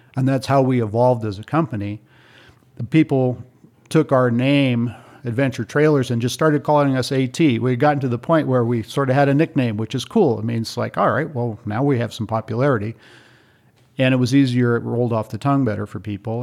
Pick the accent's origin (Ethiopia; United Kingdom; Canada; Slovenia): Ethiopia; moved away; also born or lived in Kenya; I grew up in East Africa. I lived in Ethiopia for eight years and two years in Kenya